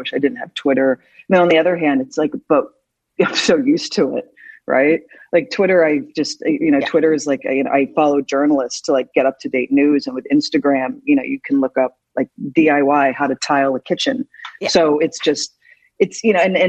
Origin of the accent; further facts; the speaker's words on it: Philadelphia, Pennsylvania, United States; moved away; also born or lived in New York; I'm from Philly. So I was very proud of my hometown